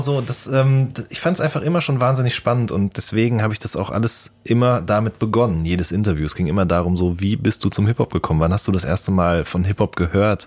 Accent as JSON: {"language": "German", "area": "Ruhr area", "region": "North Rhine-Westphalia", "country": "Germany", "said": "ich komme ja aus dem Pott"}